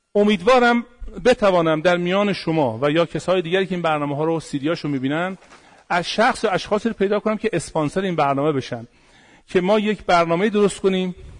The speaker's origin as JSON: {"language": "Persian", "country": "Iran", "said": "پدران ما تخت جمشید رو ساختن پاسارگاد رو ساختن"}